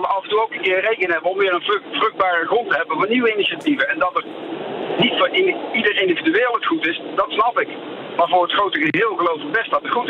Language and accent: Dutch; Amsterdam, North Holland, Netherlands; born there; ik ben zelf Nederlander, geboren in Amsterdam.